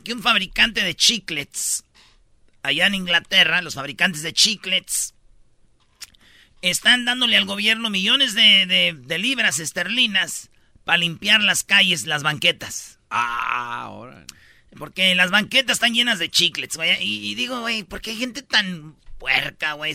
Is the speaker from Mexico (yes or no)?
yes; Jiquilpan, Michoacán, Mexico; allá en mi pueblo, en Michoacán, en Jiquilpan